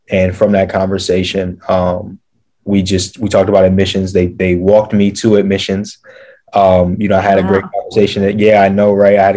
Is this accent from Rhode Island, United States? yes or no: no; Atlanta, Georgia, United States; born there; I was born in Atlanta, so you know I was tasked with finding a university in Atlanta